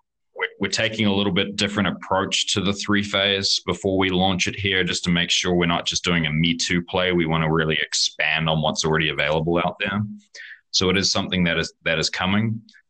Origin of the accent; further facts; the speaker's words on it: California, United States; accent: New Zealand; also born or lived in New Zealand; I'm originally California. You probably won't believe it with my accent, but I spend a bit of time.